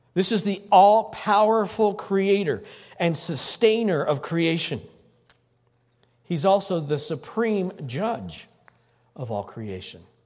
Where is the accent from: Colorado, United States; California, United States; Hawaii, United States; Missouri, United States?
Colorado, United States; Greeley; I was born in Greeley. Fourth generation born in Greeley.